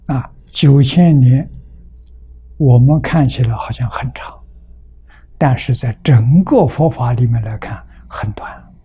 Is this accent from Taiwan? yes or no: no; China; 我们中国人